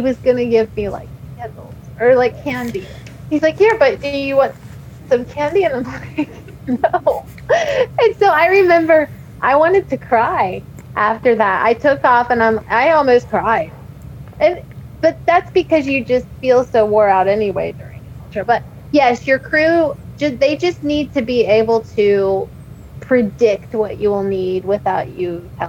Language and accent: English; Cincinnati, Ohio, United States; my hometown. I love Cincinnati and I love Ohio